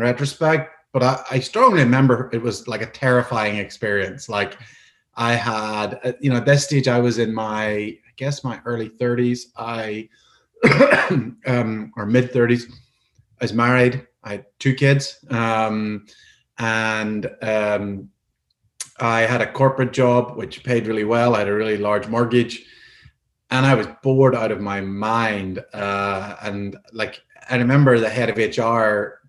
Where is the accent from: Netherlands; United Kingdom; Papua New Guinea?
United Kingdom; Northern Ireland; moved away as an adult; also born or lived in Scotland; born and brought up in Northern Ireland